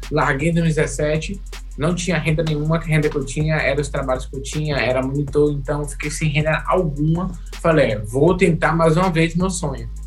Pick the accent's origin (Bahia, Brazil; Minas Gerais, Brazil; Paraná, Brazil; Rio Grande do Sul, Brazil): Bahia, Brazil; tenho 26 anos, sou aqui da Bahia. Atualmente eu resido em Feliz Santana